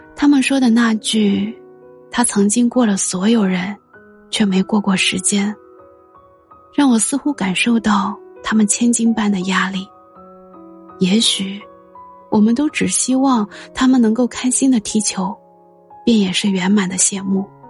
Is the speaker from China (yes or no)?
yes; China; 身为一个中国人，一如既往地，也不怀好意地希望飞日营